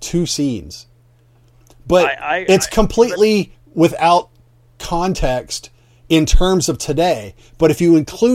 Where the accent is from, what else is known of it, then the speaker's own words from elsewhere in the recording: Pennsylvania, United States; I grew up in Pennsylvania, so nice Northeast, you know, upbringing